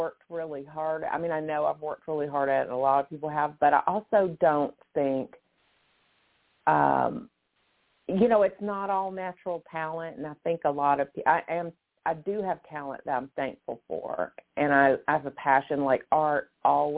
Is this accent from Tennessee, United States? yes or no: yes; Memphis, Tennessee, United States; moved away as an adult; also born or lived in Kansas City / Chicago / Denver / Toano, Virginia; now in Pittsburgh, United States; I was born and raised in Memphis